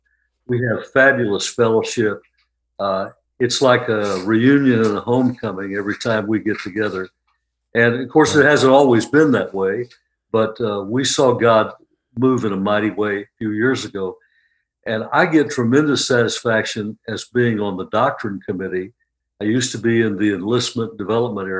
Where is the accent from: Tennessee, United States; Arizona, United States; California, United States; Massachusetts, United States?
Arizona, United States; Phoenix; also born or lived in Mississippi; now in Charlotte, United States; I grew up in Phoenix, Arizona. And when I was a little boy in Mississippi, before we moved to the desert